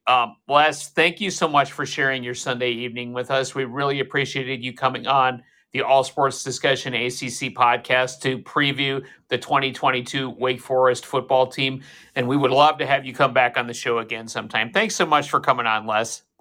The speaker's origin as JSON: {"language": "English", "town": "Fargo", "region": "North Dakota", "country": "United States", "said": "I am from Fargo, North Dakota. I am from Hockey Country"}